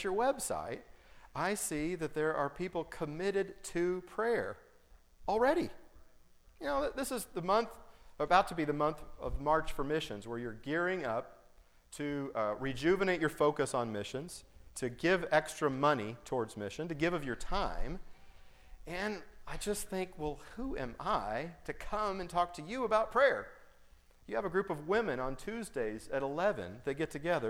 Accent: Colorado, United States; also born or lived in Altus, Oklahoma; I was born in Colorado on my parents' first mission, and I was raised later, middle school and high school, in Colorado

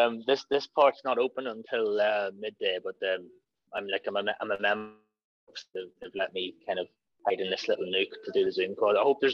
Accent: Ireland; It says a lot about the story that we can tell as Irish people.

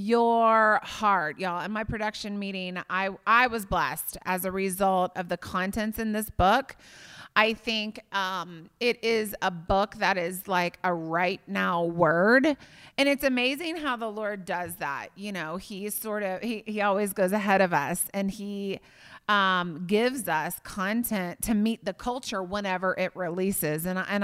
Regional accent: Indiana, United States; I remember growing up in Indiana one Easter, I was like seven, and it was snowing in Indiana on Easter.

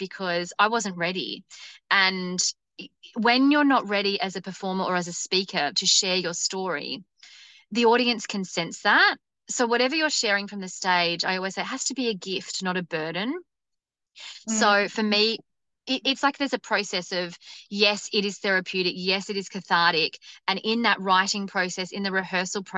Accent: Wollongong, New South Wales, Australia; also born or lived in Melbourne; Wollongong, which was my hometown.

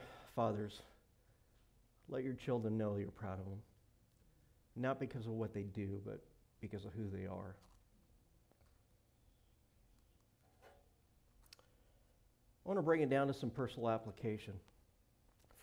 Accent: Montana, United States; moved away; I grew up in Montana

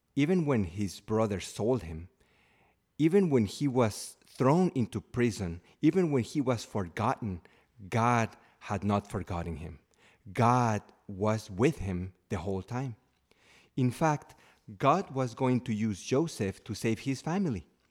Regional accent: Mexico; moved away as an adult; now in United States; I, uh, left my home country, Mexico, uh, to live here in the United States

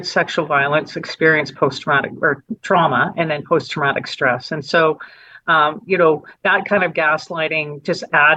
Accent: Calgary, Alberta, Canada; also born or lived in Edmonton; I was raised in Edmonton, born in Edmonton, raised in Calgary.

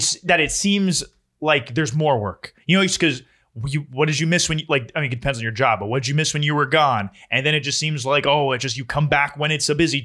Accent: Puerto Rico; It's my home state. Puerto Rico. Well, not state. Island. Puerto Rico

